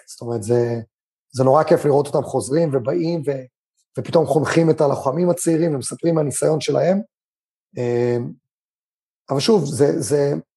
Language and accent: Hebrew; Israel; also born or lived in China; אני גדלתי בבית ספר, ובטח בבית ספר קיבוצי